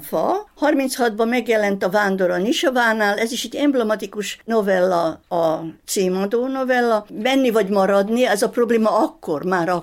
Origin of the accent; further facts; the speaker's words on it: Vršac, Vojvodina, Serbia; moved away as an adult; also born or lived in Sečanj, Banat; én szülővárosomnak Versecet tartom. Húsz éves koromig végig ott voltam